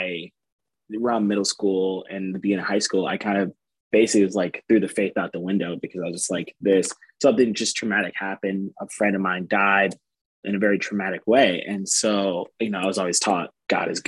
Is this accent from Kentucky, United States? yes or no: no; East Lansing, Michigan, United States; now in Fort Wayne, United States; Growing up, I'm not from Fort Wayne, so I'm from Lansing, Michigan, East Lansing area.